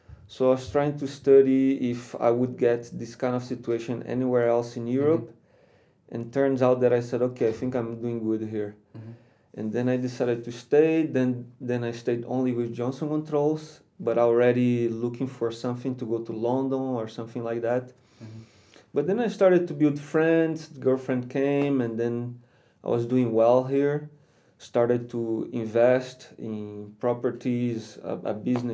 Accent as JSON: {"language": "English", "region": "Rio de Janeiro", "country": "Brazil", "also_born_or_lived": "Spain / Slovakia", "moved": "as an adult", "lives_now": "Czech Republic", "said": "I am from Rio. From Rio de Janeiro"}